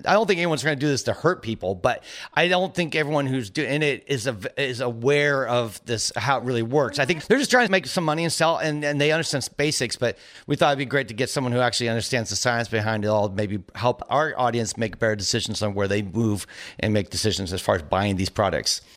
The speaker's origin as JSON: {"language": "English", "area": "Silicon Valley", "region": "California", "country": "United States", "tie": "born or raised there", "said": "growing up in Silicon Valley"}